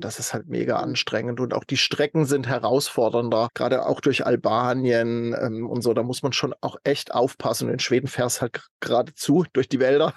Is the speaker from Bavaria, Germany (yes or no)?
no; Baden-Württemberg, Germany; moved away as an adult; in meiner Heimatstadt in, in Süddeutschland